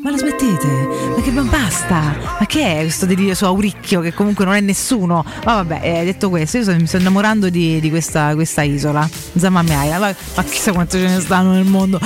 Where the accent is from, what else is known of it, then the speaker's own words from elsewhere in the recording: Santa Severa, Lazio, Italy; sono di Santa Severa